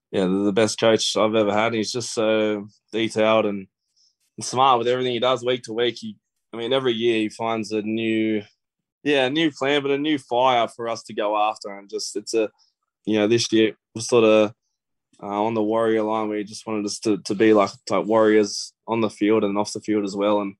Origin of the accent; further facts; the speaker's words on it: Menangle, New South Wales, Australia; I sort of talked about yeah my childhood and growing up in Menangle and my dream to play the NRL.